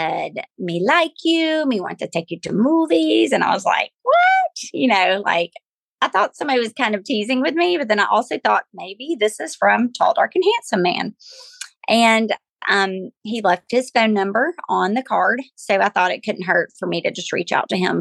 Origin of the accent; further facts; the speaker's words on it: Glencoe, Alabama, United States; now in Auburn, United States; I was born and raised in Glencoe, Alabama, to precious parents who raised me to love the Lord.